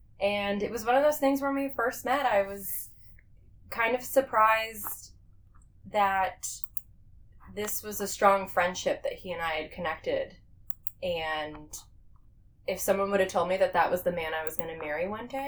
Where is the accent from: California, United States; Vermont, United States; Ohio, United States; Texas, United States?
Vermont, United States; now in Orlando, United States; So, I definitely did not appreciate Vermont like I should have when I lived there. I look back and I think of all the beautiful greenery and the mountains. We grew up on a lake.